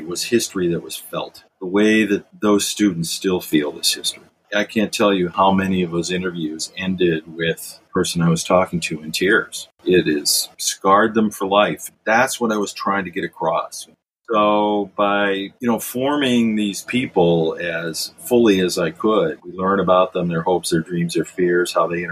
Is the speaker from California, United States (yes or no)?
no; Richfield, Ohio, United States; I was born and raised in Richfield, Ohio